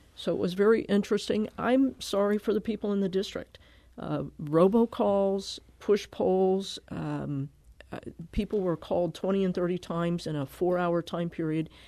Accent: Connecticut, United States; also born or lived in Milwaukee; now in Kirkwood, United States; I grew up in Connecticut.

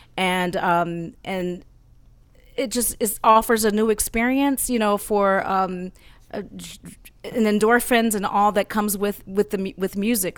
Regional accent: Oakland, California, United States; I'm from Oakland, California.

